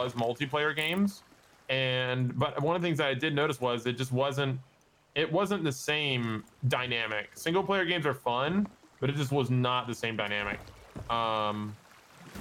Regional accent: Macon, Georgia, United States; my hometown is called Macon, Georgia

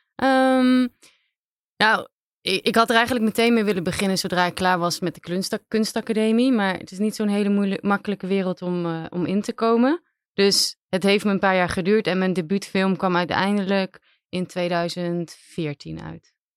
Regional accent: Aruba; moved away as an adult; now in Netherlands; ik ben zelf op Aruba opgegroeid

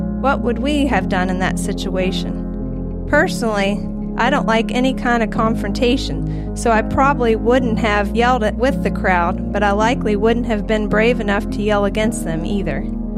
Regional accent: Morgantown, West Virginia, United States; Since I grew up in Morgantown and attended WVU, I have attended many WVU games in my life.

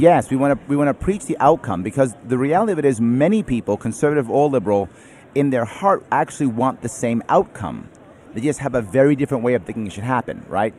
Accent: New York City, New York, United States; I'm a New Yorker, born and raised in New York City

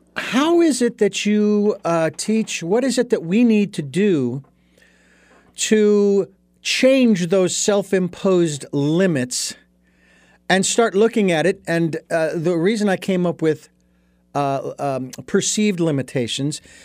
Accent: Phoenix, Arizona, United States; I grew up in Phoenix

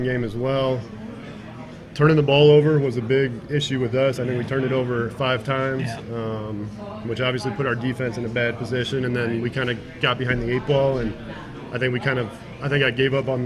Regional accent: St. Louis, Missouri, United States; moved away as an adult; now in Michigan, United States; I grew up in the St. Louis area

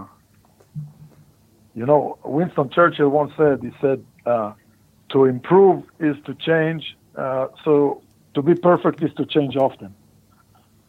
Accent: Lehavot HaBashan, Northern District, Israel; also born or lived in Poriya; I'm from Kibbutz Le'avot HaBashan. It's right on the border with, in the north, right close to the border with Lebanon and Syria. Born and grew up there.

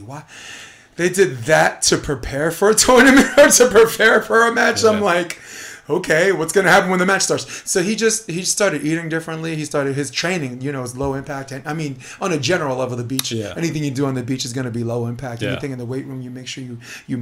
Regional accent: New York City, New York, United States; I'm a kid from Brooklyn

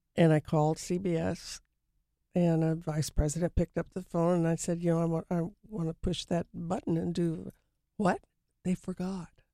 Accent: Los Angeles, California, United States; also born or lived in New York; growing up in Hollywood

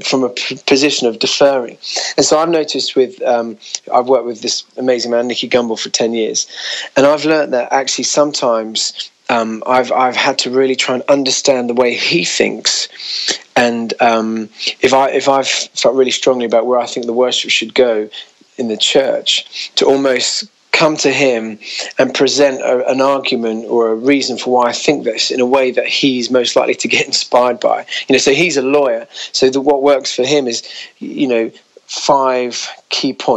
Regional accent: United Kingdom; being a Brit

